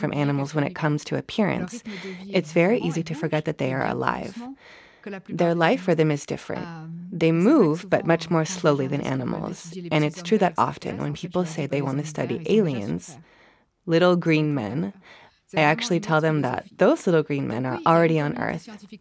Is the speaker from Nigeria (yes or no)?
no; France; moved away as an adult; now in Cambridge, United Kingdom; I was born in France. I completed all my studies in France, including my PhD in plant biology